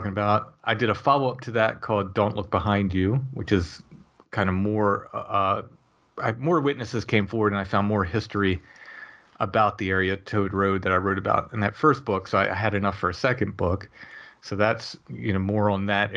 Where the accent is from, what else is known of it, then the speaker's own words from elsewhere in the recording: Northern Maryland, United States; moved away as an adult; now in York County, Pennsylvania, United States; I grew up in Northern Maryland